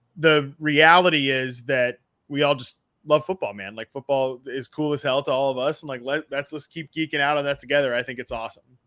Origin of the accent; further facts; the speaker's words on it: Virginia, United States; now in Los Angeles, United States; I'm from Virginia. I live in L